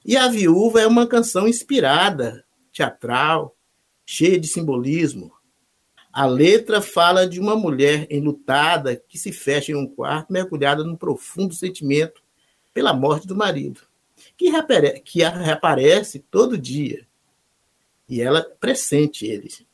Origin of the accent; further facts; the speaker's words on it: Jordânia, Minas Gerais, Brazil; moved away; also born or lived in Nanuque / Belo Horizonte; eu nasci no Vale do Jequitinhonha, na cidade de Jordânia, onde a arte e a cultura estiveram sempre presentes na vida das pessoas de lá